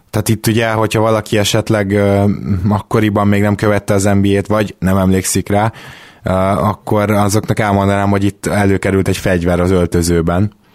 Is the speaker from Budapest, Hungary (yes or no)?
yes; Budapest, Hungary; Délpesten nőttünk fel, tizenhárom-tizennégy évesen graffitisztünk